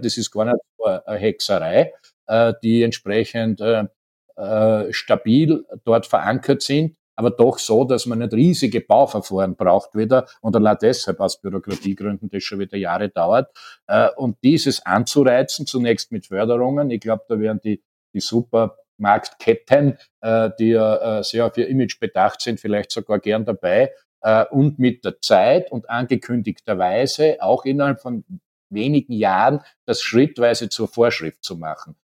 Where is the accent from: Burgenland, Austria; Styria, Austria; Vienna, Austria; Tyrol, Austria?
Styria, Austria; in der Steiermark, mein Heimatbundesland ist ja